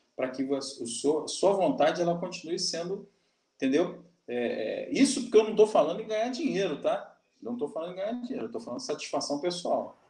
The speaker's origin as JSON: {"language": "Portuguese", "country": "Brazil", "said": "eu sou brasileiro"}